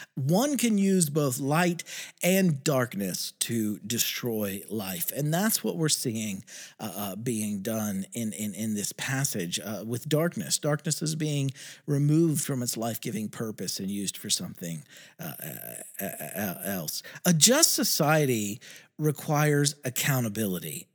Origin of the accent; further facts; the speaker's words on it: West Virginia, United States; my home state of West Virginia